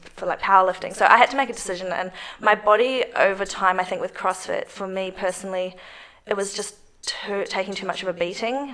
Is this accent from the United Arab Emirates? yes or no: no; New Zealand; moved away as an adult; now in Melbourne, Australia; I'm from New Zealand